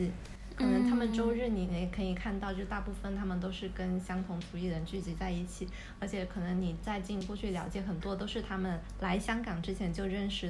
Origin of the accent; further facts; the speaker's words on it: China; now in Hong Kong; 但是因为我们作为大陆人，在香港这里，可能因为跟香港同样的肤色、同样的相似的外貌，我们不会觉得自己是移民。